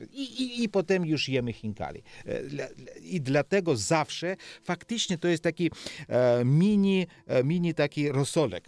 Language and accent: Polish; Georgia; Polish is a second language; moved away as an adult; ja jestem Gruzinem, to, to jest prawda, ale druga prawda jest to, że ja jestem Polakiem w Polowie